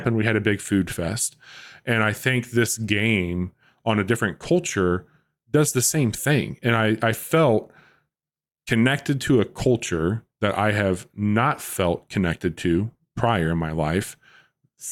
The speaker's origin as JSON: {"language": "English", "region": "Midwest", "country": "United States", "tie": "born or raised there", "said": "I'm from the Midwest. I was raised in a poor home"}